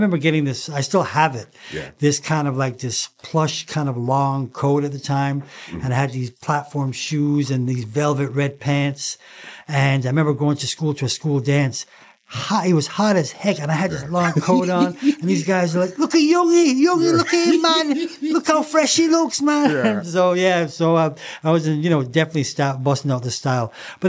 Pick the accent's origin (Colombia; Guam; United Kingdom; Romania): United Kingdom; England; moved away; I came from England. You know, I didn't know the trends or styles. You know, I came over and, you know, they bought me all the wrong things.